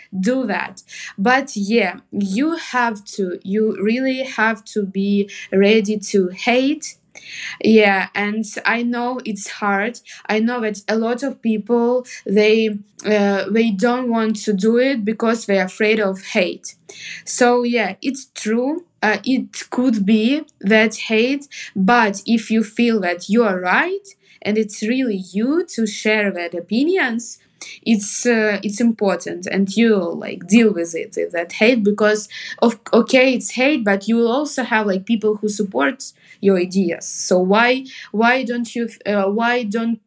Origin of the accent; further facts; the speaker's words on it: Kharkiv Oblast, Ukraine; English is a second language; moved away as an adult; also born or lived in Kyiv, Ukraine; now in Toronto, Canada; I'm not like actually from Kharkiv. I'm from Kharkiv region, from like small town.